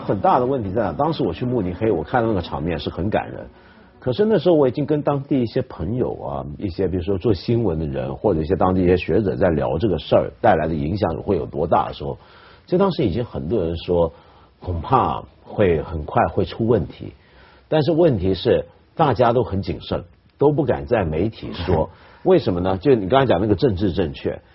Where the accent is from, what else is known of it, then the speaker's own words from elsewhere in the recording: China; 我们中国人